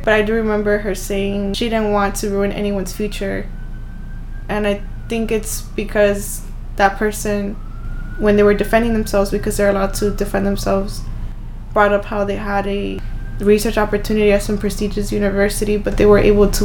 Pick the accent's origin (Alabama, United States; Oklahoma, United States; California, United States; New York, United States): California, United States; Los Angeles; I'm from South Central, we're from South Central